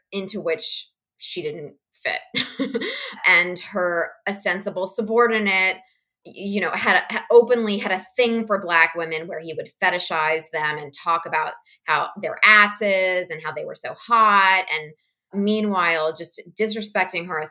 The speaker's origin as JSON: {"language": "English", "town": "Princeton", "region": "New Jersey", "country": "United States", "tie": "born or raised there", "said": "I grew up in and around Princeton, New Jersey"}